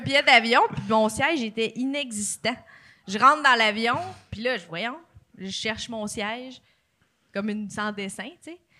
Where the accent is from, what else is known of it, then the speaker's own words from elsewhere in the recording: Joliette, Quebec, Canada; je viens de Juliette